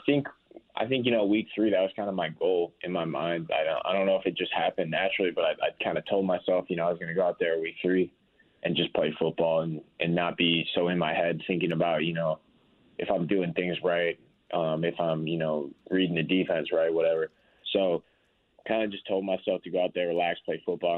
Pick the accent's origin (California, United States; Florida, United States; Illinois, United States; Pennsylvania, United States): Illinois, United States; Chicago; moved away; I grew up in Chicago